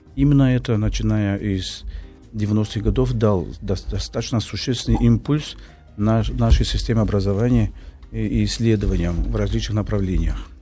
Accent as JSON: {"language": "Russian", "country": "Brazil"}